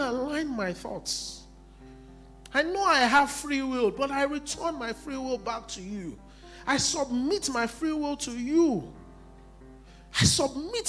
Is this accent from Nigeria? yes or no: yes; Nigeria; I'm still a Nigerian